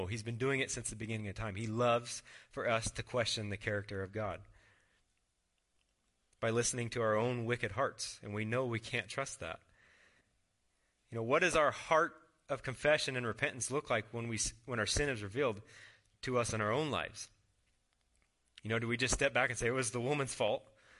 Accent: Mitchell, United States; When I was in like fifth grade, I grew up in Mitchell, and I had a Red Ryder BB gun.

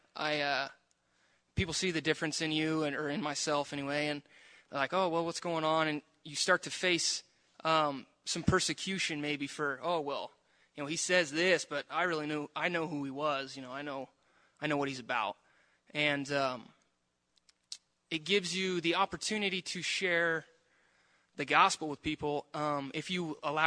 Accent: Prineville, Oregon, United States; I grew up in Prineville. My whole life, I was raised in the church.

